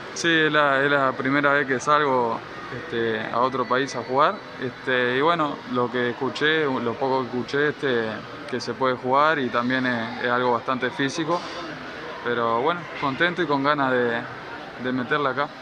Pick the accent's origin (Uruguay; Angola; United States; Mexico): Uruguay; Paysandú; moved away as an adult; now in Guayaquil, Ecuador; entrenaba en, la ciudad de Paysandú, de donde soy yo, allá Uruguay